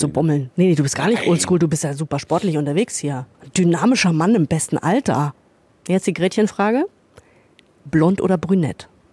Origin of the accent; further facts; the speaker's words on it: Northern Germany, Germany; moved away; ich komme ja ursprünglich aus Norddeutschland, ich sage Frikadelle